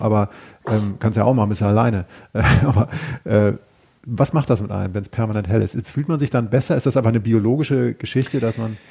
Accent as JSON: {"language": "German", "region": "Schleswig-Holstein", "country": "Germany", "said": "ich stamme aus Schleswig-Holstein"}